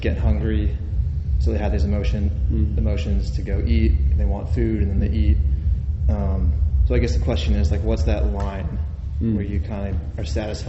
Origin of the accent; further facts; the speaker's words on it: United States; Back at home, I'm from the United States, in the city I live